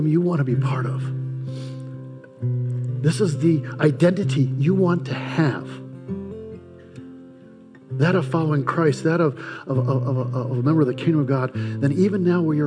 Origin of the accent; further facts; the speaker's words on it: United States; I'm an American by birth, Czechoslovakian by ethnicity